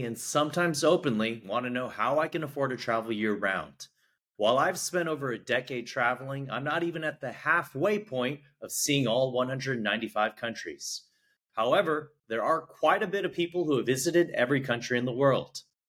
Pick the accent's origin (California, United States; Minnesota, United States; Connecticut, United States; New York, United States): California, United States; San Francisco; I'm from San Francisco